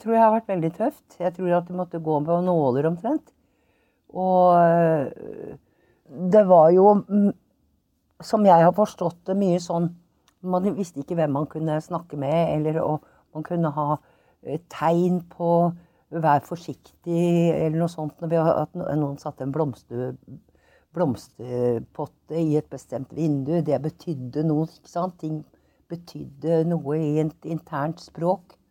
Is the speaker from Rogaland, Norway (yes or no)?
no; Oslo, Norway; also born or lived in Trondheim; Jeg er født i Trondheim, men jeg har vokst opp i Oslo.